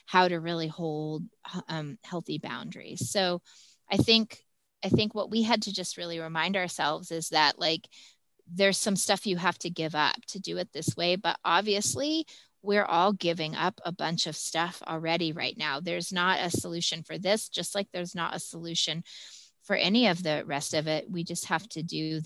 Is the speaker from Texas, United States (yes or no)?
yes; Texas, United States; I'm from Texas